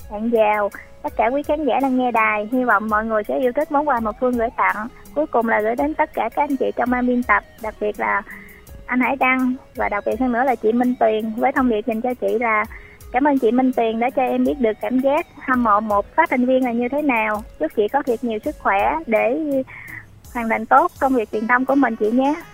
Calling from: Bến Tre, Vietnam; Em ở ấp Bình Thành, xã Bình Phú, thành phố Bến Tre

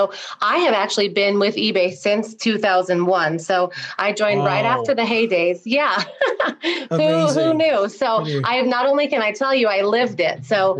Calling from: Salt Lake City, Utah, United States; So I am in Salt Lake City, Utah. Right. So getting chilly out here, getting some snow.

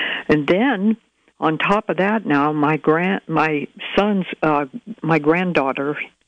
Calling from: Fort Bragg, California, United States; I'm calling from Fort Bragg.

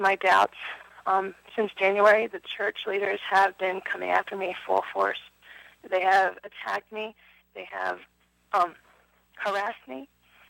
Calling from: Pennsylvania, United States; I'm calling from Pennsylvania. I just want to say I've been a member of the LDS Church for 20 years.

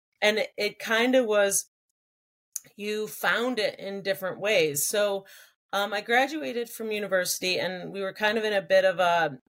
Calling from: New York, United States; I'm actually joining from my house in upstate New York.

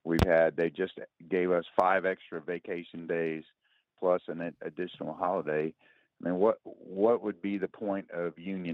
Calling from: Huntsville, Alabama, United States; I'm calling from Huntsville.

